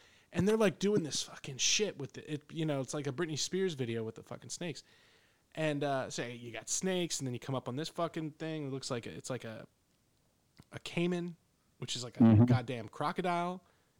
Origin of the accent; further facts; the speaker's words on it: Pennsylvania, United States; You know, growing up in the Poconos, there's critters all over the place.